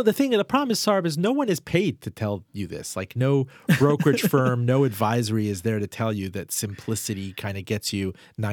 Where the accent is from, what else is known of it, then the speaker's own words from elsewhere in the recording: Miami, Florida, United States; I mean, I was raised in Miami. I wouldn't invest in anything there.